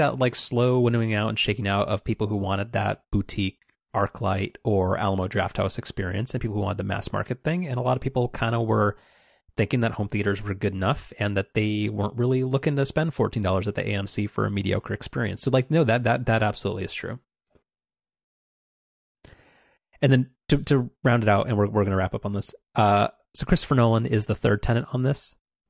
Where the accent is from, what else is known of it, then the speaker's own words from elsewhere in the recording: United Kingdom; I'm British.